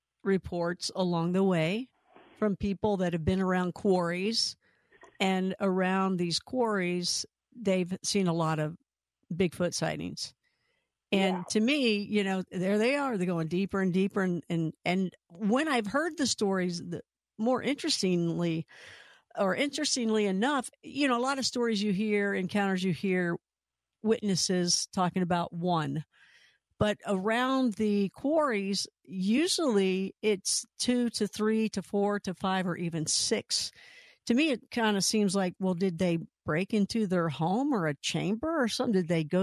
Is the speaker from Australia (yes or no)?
no; Kentucky, United States; And of course, I'm from Kentucky, and Mammoth Cave